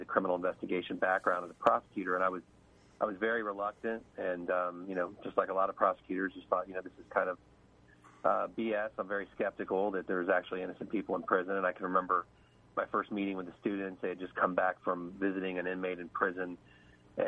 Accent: Cincinnati, Ohio, United States; moved away; I was able to get a job in Cincinnati in my hometown

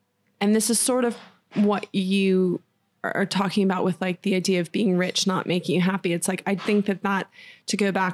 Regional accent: Florida, United States; moved away; in Florida, where I grew up, it was a very small town when I was growing up

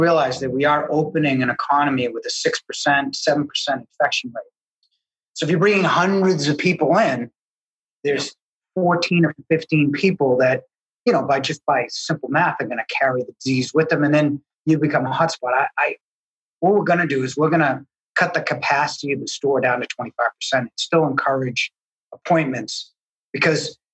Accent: Needham, Massachusetts, United States; I grew up in Needham.

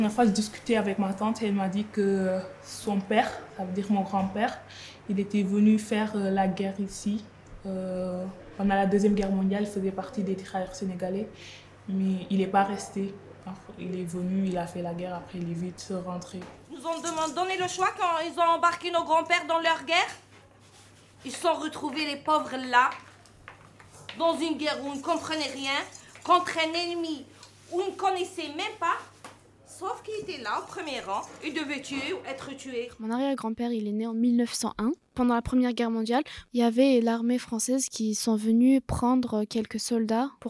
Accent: Marseille, Provence-Alpes-Côte d'Azur, France; born there; Je suis né à Marseille.

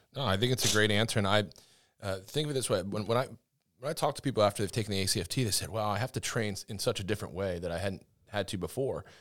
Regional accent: Northeast, United States; I'm from the Northeast, so I'm a, I'm a Yankee up there

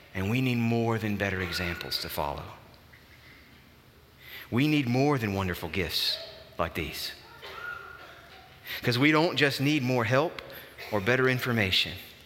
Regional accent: Alabama, United States; now in Nashville, United States; I grew up in Alabama

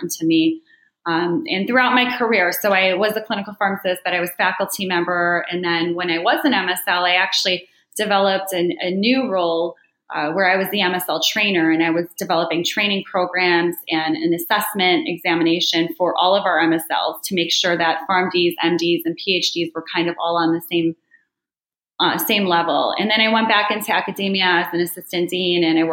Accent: Chicago, Illinois, United States; moved away as an adult; now in New Jersey, United States; I'm born and raised in Chicago

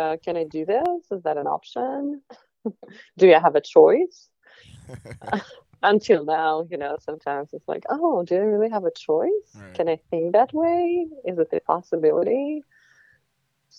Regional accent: Ukraine; English is a second language; moved away as an adult; also born or lived in New York / Crimea; now in San Francisco, United States; growing up in Ukraine

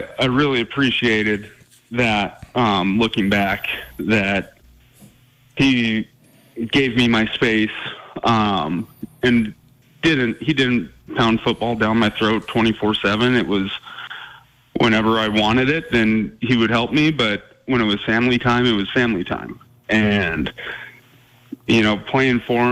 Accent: Glendive, Montana, United States; being a kid growing up in Eastern Montana

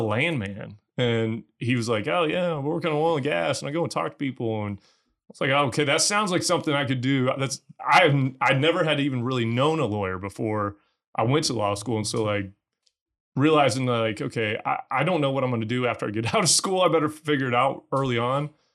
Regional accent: Missouri, United States; moved away as an adult; also born or lived in Texas; I'm from Missouri originally

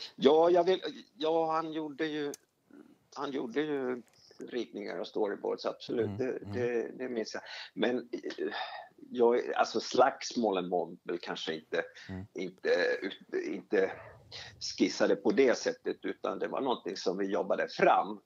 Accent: Finland; moved away as an adult; now in Sweden; Jag är, jag är, jag är, är Sverigefinne, som det heter. Absolut. Jag, jag, jag kom till Sverige eh, som 18-åring och skulle sommarjobba

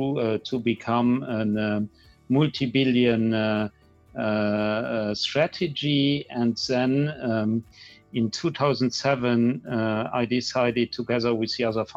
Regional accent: Luxembourg; accent: Luxembourgish; also born or lived in Brussels; I spent my whole career here in the Grand Duchy of Luxembourg. I've been born here

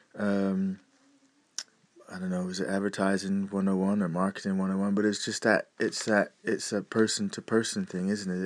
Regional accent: United States; moved away; being a displaced American that I am, I have a eye across the sea to see what's going on over in my home country

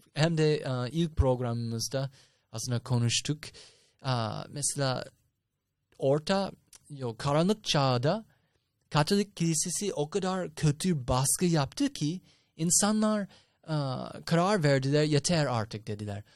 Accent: United States; moved away; ben Amerikalıyım.

